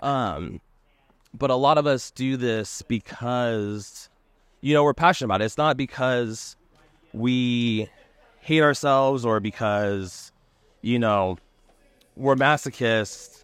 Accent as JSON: {"language": "English", "region": "California", "country": "United States", "tie": "born or raised there", "also_born_or_lived": "Columbus, Ohio / Louisville, Kentucky / Monterey / San Diego", "moved": "as an adult", "said": "growing up in California"}